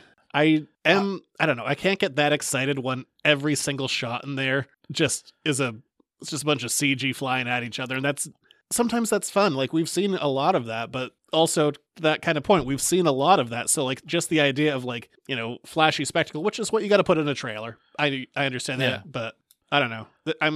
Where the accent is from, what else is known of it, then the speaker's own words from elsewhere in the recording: United Kingdom; I'm British.